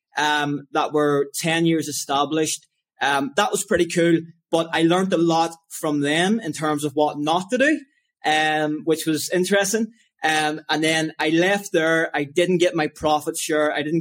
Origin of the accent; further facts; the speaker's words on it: Lisburn, Northern Ireland, United Kingdom; I grew up in Lisburn, Northern Ireland